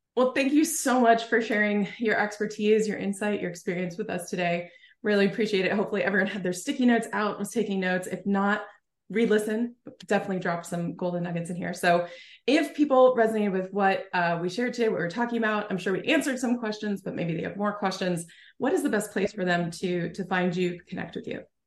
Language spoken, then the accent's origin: English; New Jersey, United States; now in Oregon, United States; I live in Oregon now, but originally from Jersey